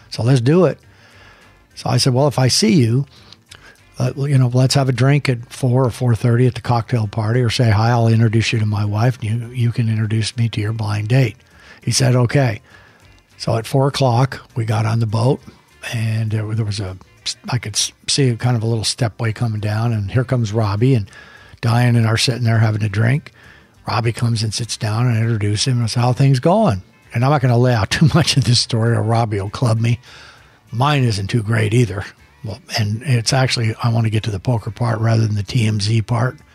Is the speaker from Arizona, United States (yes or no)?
yes; Phoenix, Arizona, United States; And where are you from? Well, Phoenix. Oh, I'm from Phoenix.